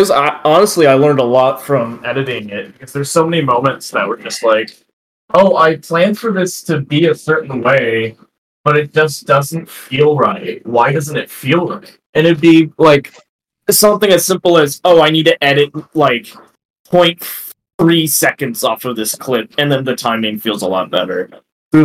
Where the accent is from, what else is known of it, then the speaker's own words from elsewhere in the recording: Texas, United States; I grew up in Texas as well